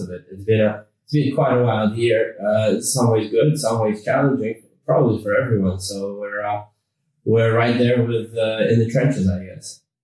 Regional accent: Canada; accent: North American; now in London, United Kingdom; we're actually based in London, although I uh, do have a, a, North American accent. I grew up in Canada.

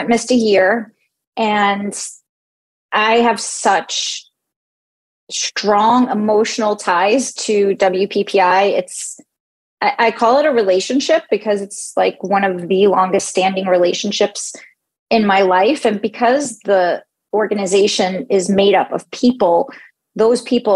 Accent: New York City, New York, United States; now in Phoenix, United States; I'm born and raised in New York City

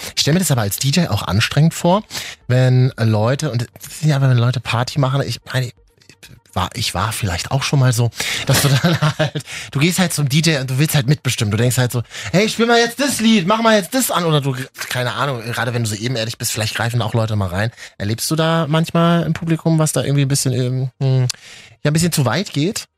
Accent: Berlin, Germany; ich komme aus Berlin

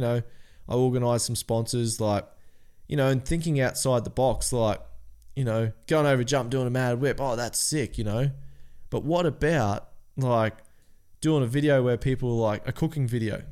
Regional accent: Cairns, Queensland, Australia; We're from Cairns

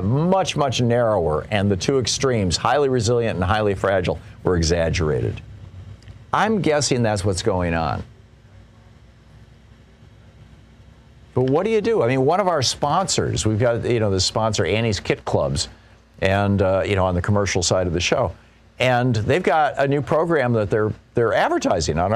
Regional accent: United States; I'm an American.

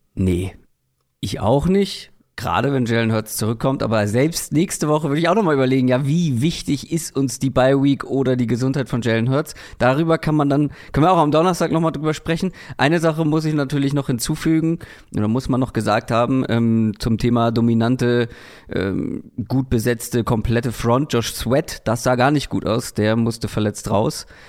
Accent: Hamburg, Germany; now in Berlin, Germany; Für mich als Hamburger

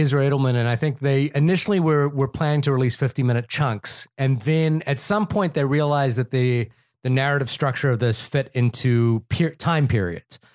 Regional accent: New Zealand; moved away; growing up in New Zealand

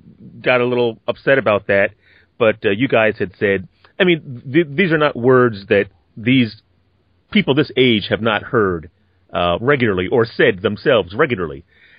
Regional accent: Philadelphia, Pennsylvania, United States; I was born and raised in Philadelphia, and from what I understand, you hail from Wilkes-Barre.

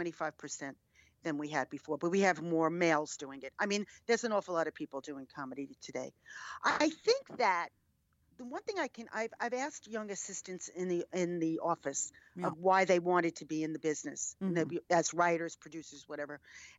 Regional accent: New York, United States; I'm a New Yorker, yes.

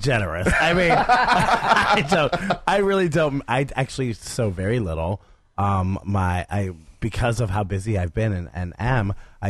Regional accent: Stark County, Ohio, United States; also born or lived in Columbus, Ohio; in my hometown in Stark County

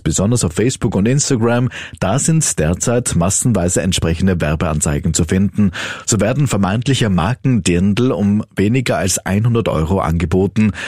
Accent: Austria; bei uns in Österreich

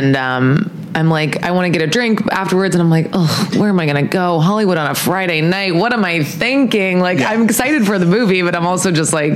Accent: U.S. Virgin Islands; now in Los Angeles, United States; I'm from St. Croix in the Virgin Islands.

